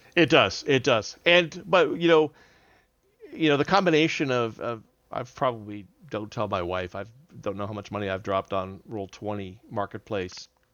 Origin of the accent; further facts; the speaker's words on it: Southern California, United States; moved away as an adult; now in Houston, United States; I'm not a native of Houston. I'm actually originally from Southern California, but we've been here, I've been here since two thousand one